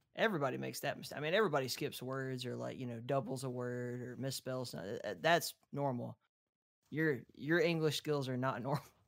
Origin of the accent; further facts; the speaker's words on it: Southeast, United States; accent: Appalachian; I'm from the Southeast